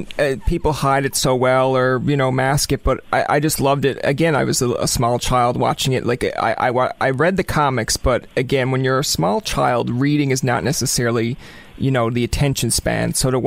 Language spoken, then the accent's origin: English; Newfoundland and Labrador, Canada; moved away; because if I go back home to Newfoundland, it will come out. If I stay up here, they think I'm lying, I'm a Newfoundlander.